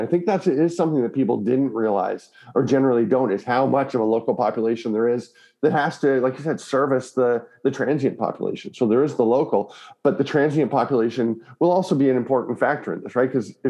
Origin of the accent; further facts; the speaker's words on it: Canada; also born or lived in Victoria, British Columbia; as a Canadian